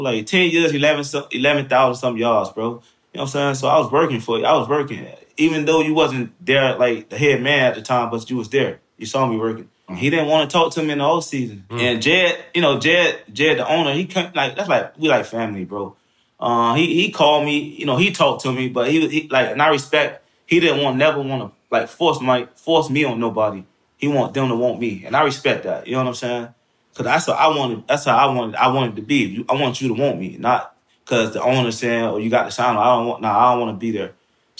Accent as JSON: {"language": "English", "town": "Miami", "region": "Florida", "country": "United States", "said": "And I'm from Miami, so he played the same position."}